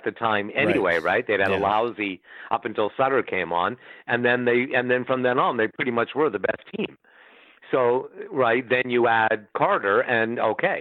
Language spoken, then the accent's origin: English; Ottawa, Ontario, Canada; moved away; my hometown